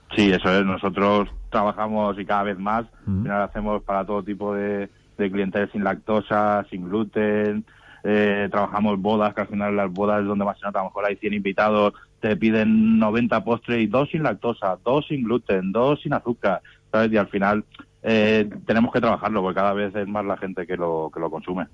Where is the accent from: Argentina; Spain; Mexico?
Spain; Alicante, Valencian Community; yo soy de Alicante